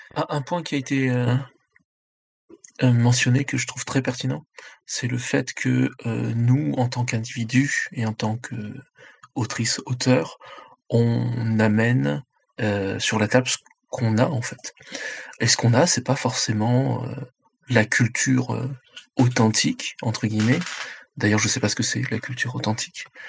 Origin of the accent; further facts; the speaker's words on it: France; mes, parents sont euh, euh, chinois, moi je suis, euh, je suis né en France